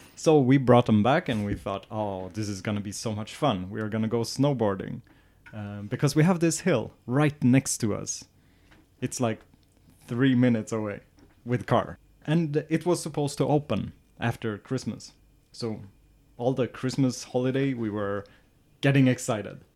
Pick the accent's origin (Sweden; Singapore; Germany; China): Sweden; southern Sweden; moved away as an adult; now in northern Sweden; my hometown is in the south and we're in the north of Sweden